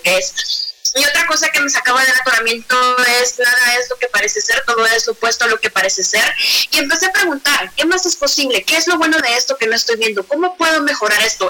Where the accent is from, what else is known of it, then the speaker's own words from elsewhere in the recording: Guatemala; now in Mexico City, Mexico; yo soy de Guatemala, ahora vivo en Ciudad de México